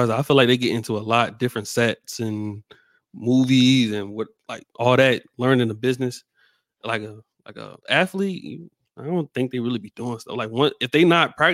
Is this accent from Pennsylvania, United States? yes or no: yes; Philadelphia, Pennsylvania, United States; moved away; also born or lived in Florida; growing up in Philly